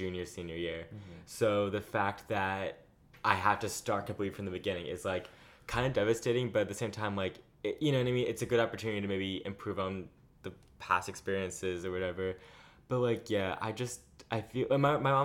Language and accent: English; Long Island, New York, United States; now in New York City, United States; I'm from Long Island, New York.